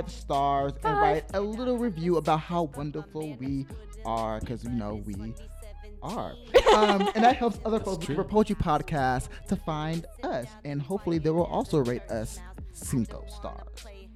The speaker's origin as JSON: {"language": "English", "town": "Seattle", "region": "Washington", "country": "United States", "tie": "born or raised there", "said": "chatting with us about my hometown Seattle"}